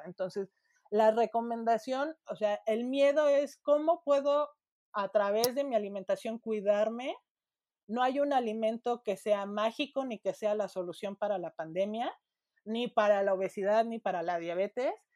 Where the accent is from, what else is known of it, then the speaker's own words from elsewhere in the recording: Mexico; Nosotros en México, como población latina